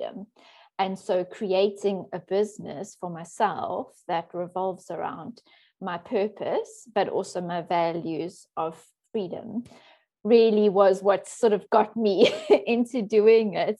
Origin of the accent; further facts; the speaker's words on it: Johannesburg, Gauteng, South Africa; moved away as an adult; also born or lived in Cape Town, South Africa; now in Netherlands; I was born in South Africa, and I grew up in Johannesburg